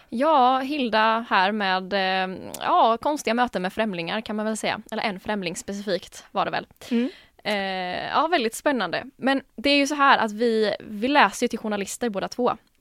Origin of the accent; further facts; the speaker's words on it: Jönköping, Jönköping County, Sweden; now in Gothenburg, Sweden; kom egentligen från Jönköping från början. Men bor ju nu här då i Göteborg